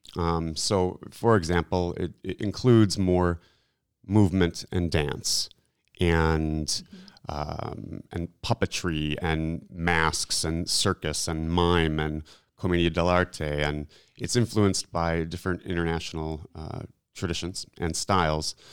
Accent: Milwaukee, Wisconsin, United States; moved away as an adult; I'm from Milwaukee, and so it was kind of a landing ground for me

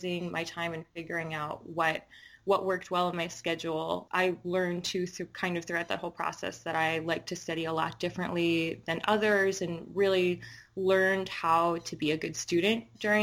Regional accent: New York City, New York, United States; I grew up in Inwood, Washington Heights

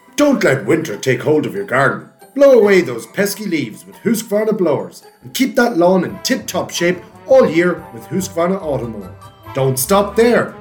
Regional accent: Navan, Leinster, Ireland; I was from Navan outside beside Simonstown.

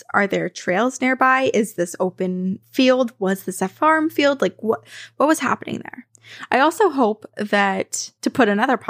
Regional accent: New Kent, Virginia, United States; I grew up in New Kent, Virginia, a very small town near Williamsburg, with more cows and cornfields than people.

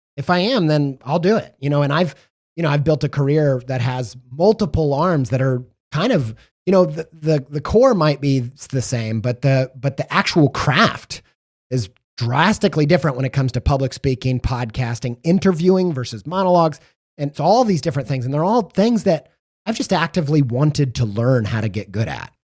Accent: Indiana, United States; growing up in Indiana

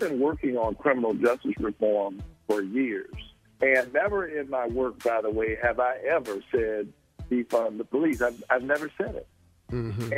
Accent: Savannah, Georgia, United States; I'm Georgia through and through. I was born in Savannah

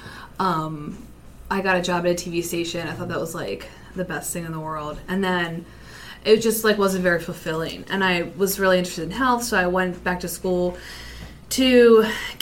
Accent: Maryland, United States; I'm from Maryland.

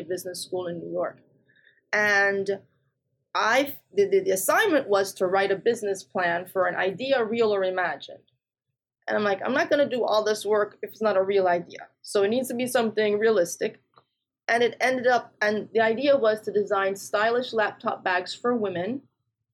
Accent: Jamaica; moved away; also born or lived in England / New Jersey, United States; I was born in England, but grew up in Jamaica and also New Jersey. And so when I was in Jamaica, I grew up on a farm

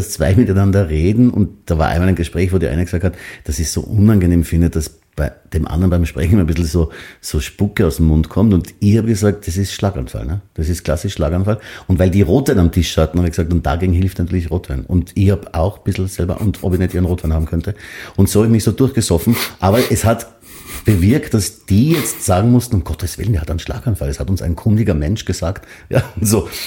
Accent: Graz, Styria, Austria; moved away; ich bin in der Triester-Siedlung in Graz aufgewachsen.

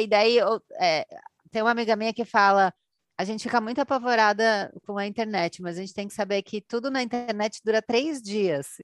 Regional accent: Brazil; a gente é aqui do Brasil

